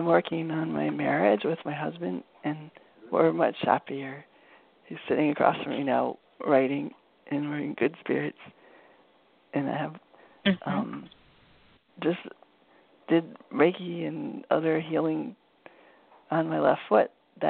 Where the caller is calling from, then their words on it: Brattleboro, Vermont, United States; from Brattleboro, Vermont.